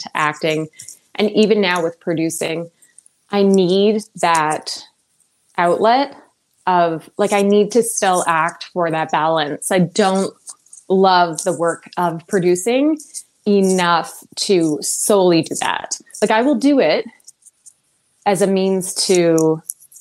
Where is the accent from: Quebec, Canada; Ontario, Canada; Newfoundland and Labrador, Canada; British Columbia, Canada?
Ontario, Canada; hometown in Northern; moved away as an adult; take me back to my hometown, get into business with my family